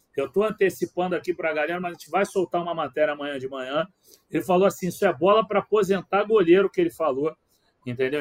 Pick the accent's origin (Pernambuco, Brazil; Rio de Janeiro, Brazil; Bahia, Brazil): Rio de Janeiro, Brazil; como carioca